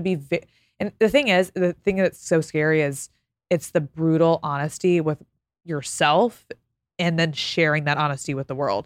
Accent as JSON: {"language": "English", "region": "Texas", "country": "United States", "moved": "as an adult", "lives_now": "Los Angeles, United States", "said": "I'm from Texas."}